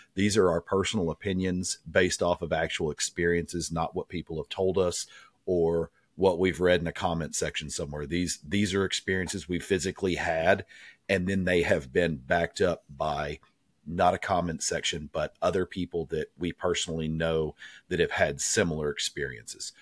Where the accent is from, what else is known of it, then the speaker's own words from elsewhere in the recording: Tennessee, United States; growing up in Tennessee, I grew up hunting